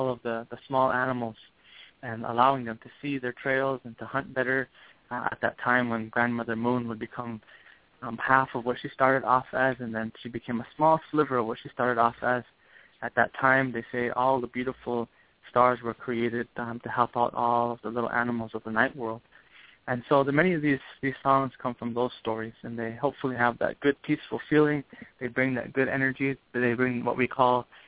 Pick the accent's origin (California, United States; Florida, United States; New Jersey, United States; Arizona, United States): Arizona, United States; I'm born and raised in Arizona